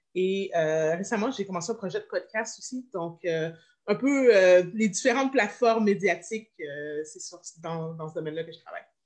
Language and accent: French; Montreal, Quebec, Canada; je viens de Montréal